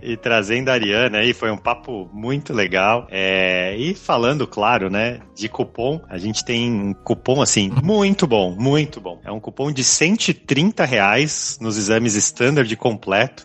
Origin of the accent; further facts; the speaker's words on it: Brazil; a gente como brasileiro